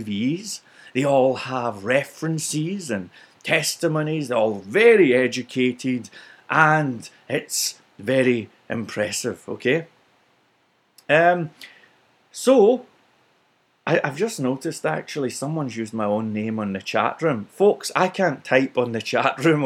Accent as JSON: {"language": "English", "region": "Scotland", "country": "United Kingdom", "said": "for being Scottish"}